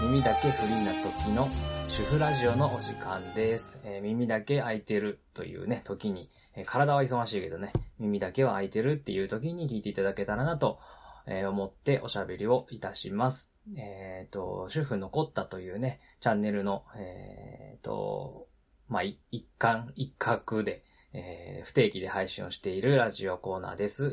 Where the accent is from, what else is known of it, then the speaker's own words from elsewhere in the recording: Nagano, Japan; also born or lived in Nara Prefecture; 長野県で育ってるしね、豪雪地帯で育ってるので